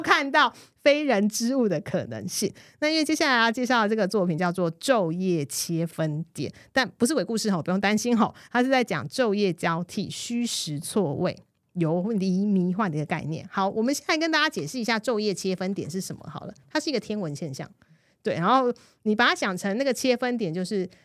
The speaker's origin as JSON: {"language": "Chinese", "country": "Taiwan", "tie": "born or raised there", "said": "如果我今天不是在我的出生地 不是在台湾"}